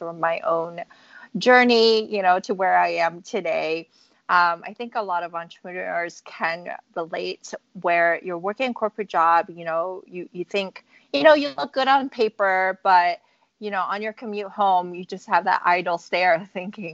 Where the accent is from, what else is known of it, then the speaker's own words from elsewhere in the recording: San Francisco, California, United States; So I grew up in California, in San Francisco